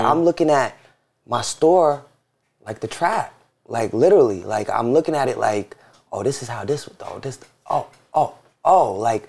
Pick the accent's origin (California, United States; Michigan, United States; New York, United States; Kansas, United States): New York, United States; New York City; And then me and my brother was born in Jamaica. My sister was born in Florida. And we grew up in Jamaica. And then was just there our whole life, basically. And Jamaica, Queens, right? Yeah, Jamaica, Queens.